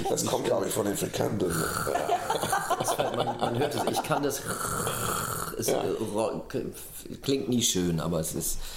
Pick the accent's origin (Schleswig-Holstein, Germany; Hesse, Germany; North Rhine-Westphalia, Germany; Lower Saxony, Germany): North Rhine-Westphalia, Germany; born there; ich bin, bin ja als, als gebürtiger Ruhrgebietsmann letztendlich in Holländisch sozialisiert